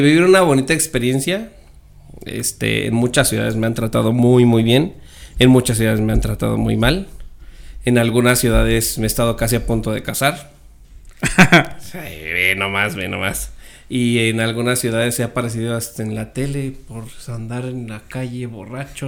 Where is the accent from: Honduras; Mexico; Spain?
Mexico; Mexico City; also born or lived in Sonora; Yo nací en la Ciudad de México